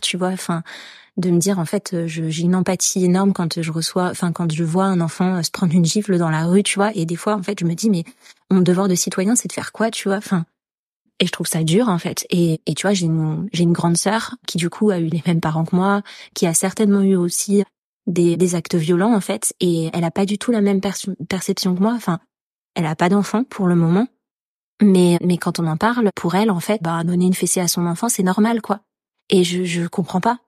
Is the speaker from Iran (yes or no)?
no; France; en tant que Français